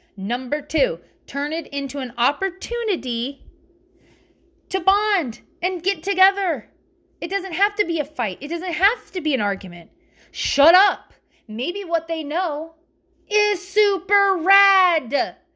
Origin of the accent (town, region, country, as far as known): the South, United States; accent: Southern